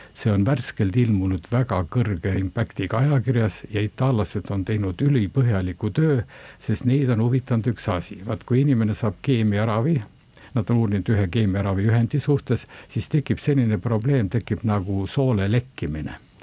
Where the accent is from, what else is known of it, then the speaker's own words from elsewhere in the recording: Valga County, Estonia; moved away as an adult; also born or lived in Tartu; pärit olen ma Valgamaalt, eh, Valga keskkooli lõpetasin